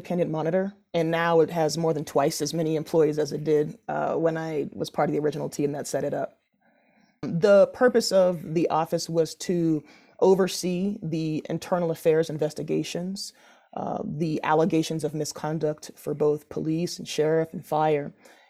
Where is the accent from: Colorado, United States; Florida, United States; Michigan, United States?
Colorado, United States; Denver; I grew up in Denver, in Park Hill, and then moved out to Southeast Denver in the Tech Center in Greenwood Village.